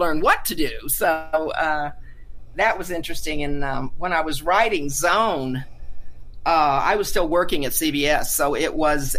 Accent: Carlsbad, New Mexico, United States; moved away as an adult; also born or lived in Albuquerque, New Mexico; I'm a native New Mexican, I moved back home, basically, although I grew up in Carlsbad, where the Carlsbad Caverns are

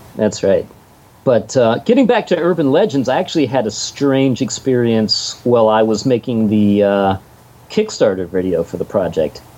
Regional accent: Pittsburgh, Pennsylvania, United States; I come from Pittsburgh

